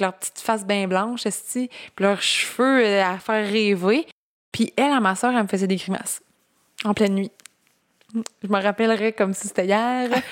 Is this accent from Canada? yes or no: yes; Gaspésie, Quebec, Canada; je viens de la Gaspésie